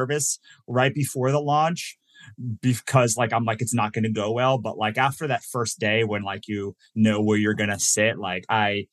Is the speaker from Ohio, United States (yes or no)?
no; Virginia, United States; moved away as an adult; also born or lived in New Jersey / Maryland; now in Los Angeles, United States; I was born in New Jersey, raised in Virginia, went to school in Maryland